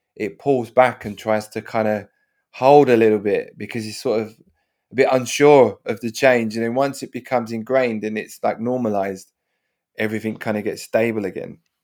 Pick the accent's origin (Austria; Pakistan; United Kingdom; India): United Kingdom; London; where I grew up, the kind of parenting in my head you know, South London